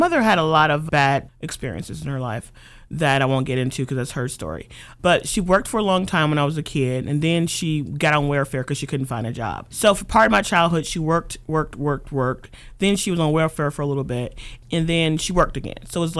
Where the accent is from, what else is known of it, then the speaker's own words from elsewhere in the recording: Cleveland, Ohio, United States; It is the hood. I mean, and that's not necessarily a negative thing. It's a hood, a neighborhood. It's a lot of people who have been there for generations. I grew up poor.